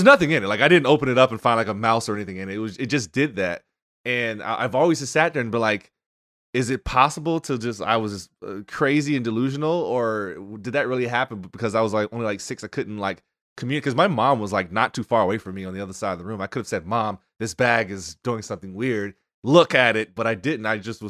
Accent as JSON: {"language": "English", "region": "North Carolina", "country": "United States", "tie": "born or raised there", "said": "Not sure how I escaped childhood obesity growing up in North Carolina, but I somehow did."}